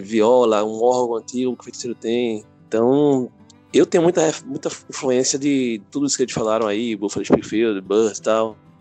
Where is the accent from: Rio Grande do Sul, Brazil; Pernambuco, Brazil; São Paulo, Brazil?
Pernambuco, Brazil; Recife; sou músico, sou de Recife